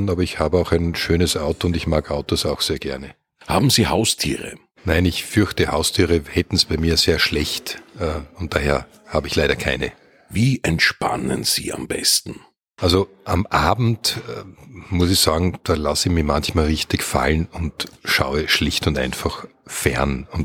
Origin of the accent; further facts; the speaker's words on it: Vienna, Austria; born there; Ja, das ist bei mir sehr simpel. Ich bin in Wien auf die Welt gekommen und ich lebe auch in Wien.